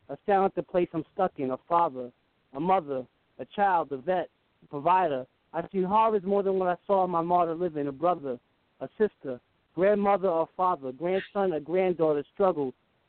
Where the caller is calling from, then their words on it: Greenwich, Connecticut, United States; I'm calling from Connecticut.